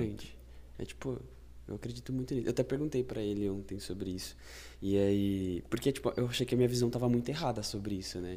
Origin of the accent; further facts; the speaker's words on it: Brazil; vou usar a gente como brasileiro